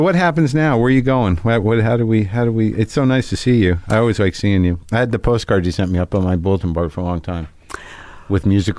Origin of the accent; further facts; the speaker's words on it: Albuquerque, New Mexico, United States; I grew up in Albuquerque.